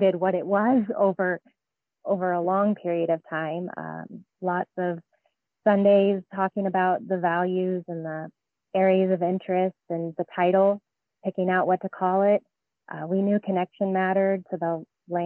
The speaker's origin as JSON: {"language": "English", "region": "Alaska", "country": "United States", "tie": "born or raised there", "said": "I grew up in Alaska also"}